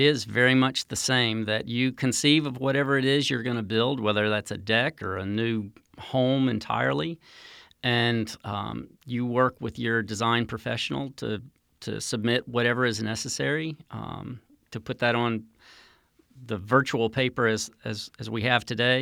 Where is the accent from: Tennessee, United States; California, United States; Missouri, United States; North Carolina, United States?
North Carolina, United States; moved away; also born or lived in Central America; I grew up in North Carolina